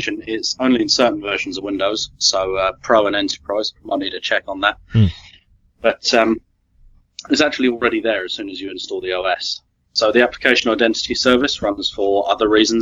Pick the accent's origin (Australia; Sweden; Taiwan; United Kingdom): United Kingdom; accent: British; if I put on my proper accent, I'm very much British